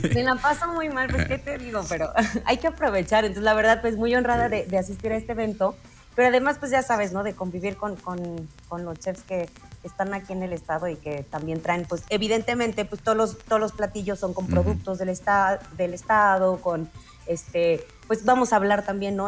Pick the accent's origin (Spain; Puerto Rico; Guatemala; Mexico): Mexico